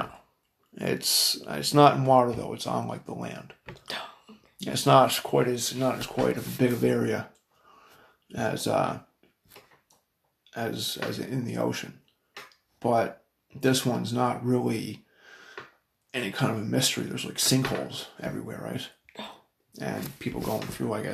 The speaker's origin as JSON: {"language": "English", "area": "Cape Breton Island", "region": "Nova Scotia", "country": "Canada", "moved": "yes", "lives_now": "Brandon, Canada", "said": "Me and William are from the east coast of Canada. Little fucking rock on the side of the country. Called Cape Breton Island."}